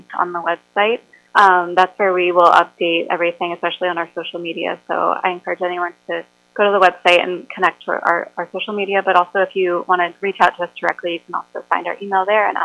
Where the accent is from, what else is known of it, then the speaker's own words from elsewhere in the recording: Florida, United States; I'm from Florida